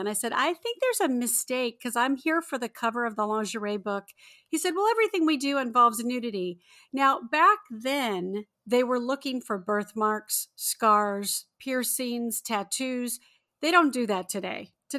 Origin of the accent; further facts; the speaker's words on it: Torrance, California, United States; also born or lived in Redondo Beach; I'm a Southern California girl. I'm born and raised. I grew up in the South Bay area in Torrance, Redondo Beach, that whole area. And so I was right down the road from Hollywood.